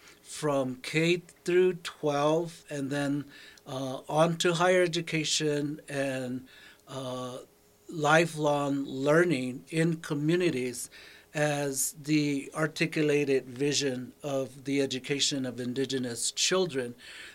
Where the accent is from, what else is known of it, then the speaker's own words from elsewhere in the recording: Cochiti, New Mexico, United States; I was born and raised in Cochiti, where I went to a federal boarding day school and then entered the public school in seventh grade and graduated from the Bernalillo Public Schools